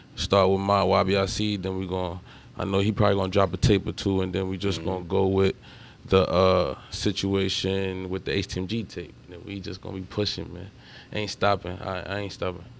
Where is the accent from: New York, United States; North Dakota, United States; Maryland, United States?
New York, United States; New York City; I'm from East Harlem